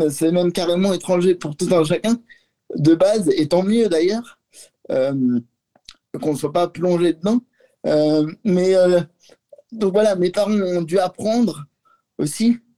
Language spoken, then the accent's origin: French; Lyon, Auvergne-Rhône-Alpes, France; Oui, oui, je suis lyonnais.